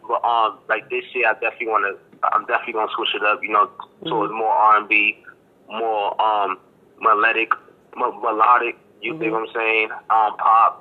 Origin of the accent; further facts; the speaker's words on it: Boston, Massachusetts, United States; accent: Boston; I'm from Boston, Mass. Boston, Mass.